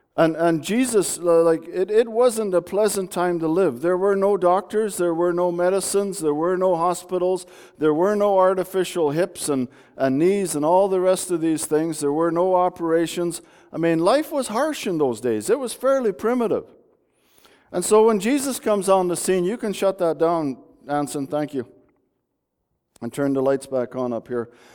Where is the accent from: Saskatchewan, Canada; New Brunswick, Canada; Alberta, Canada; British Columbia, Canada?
British Columbia, Canada; Bulkley Valley; moved away; I grew up in the Bulkley Valley.